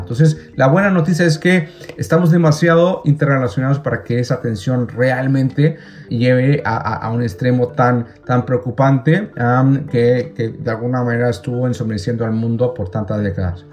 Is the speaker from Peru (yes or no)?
no; Chile; mi país de origen, Chile